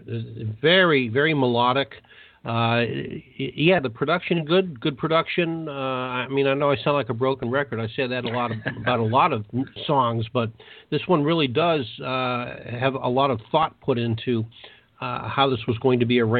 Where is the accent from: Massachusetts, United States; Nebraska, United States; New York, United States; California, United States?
Massachusetts, United States; Newton; moved away; I'm originally from Newton, which is about where I lived